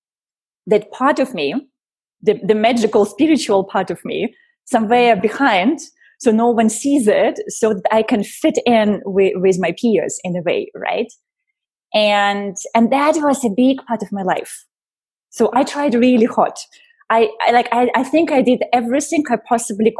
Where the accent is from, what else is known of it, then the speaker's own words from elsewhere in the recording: Russia; moved away; I was born in Russia. I was born technically still during the Soviet Union time